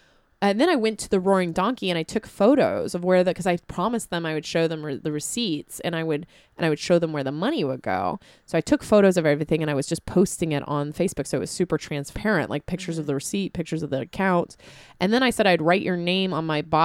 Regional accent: San Diego, California, United States; moved away; I grew up in fire country. I'm from San Diego originally. I grew up out in the rural areas

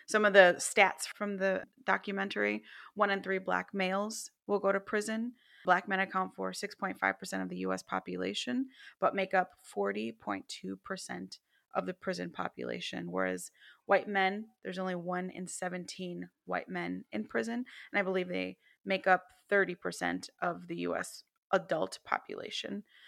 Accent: Chicago, Illinois, United States; we grew up in the city, we're from the Chi

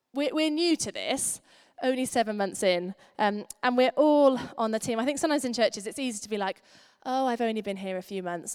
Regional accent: United Kingdom; We're British

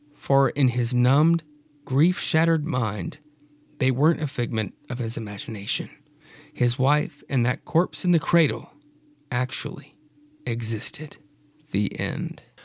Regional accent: Freeport, Louisiana, United States; I am from Freeport, Louisiana

